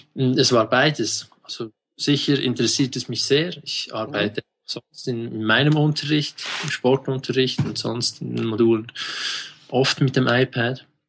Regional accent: Switzerland; accent: Swiss; Ich bin aus der Schweiz, wie man unschwer an meinem Dialekt feststellen kann.

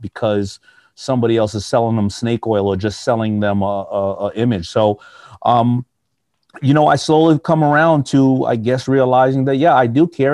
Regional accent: United States; I'm an American

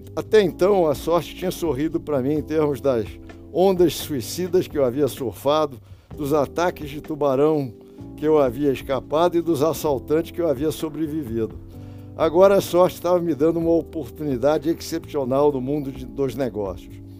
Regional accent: Rio de Janeiro, Brazil; moved away; Eu nasci no Rio e dos meus 76 anos morei uns 50 anos aqui no Rio, quer dizer, então eu sou sou realmente carioca

